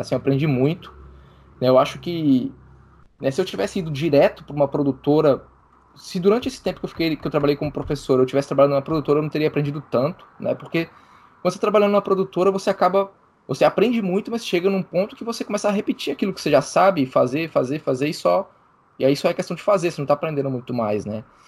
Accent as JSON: {"language": "Portuguese", "region": "Minas Gerais", "country": "Brazil", "moved": "yes", "said": "eu sou de Minas Gerais, né? Morava em Minas Gerais"}